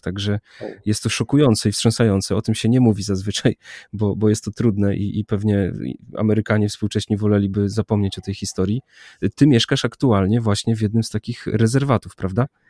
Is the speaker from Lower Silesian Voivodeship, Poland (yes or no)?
no; Warmian-Masurian Voivodeship, Poland; jak byłem mały, młody, gdzieś tam z Mazur, z wioski